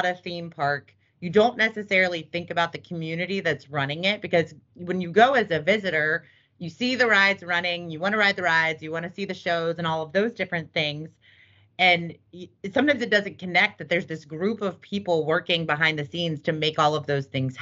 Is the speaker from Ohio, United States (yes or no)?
yes; Cincinnati, Ohio, United States; moved away as an adult; also born or lived in California; I grew up in Cincinnati, Ohio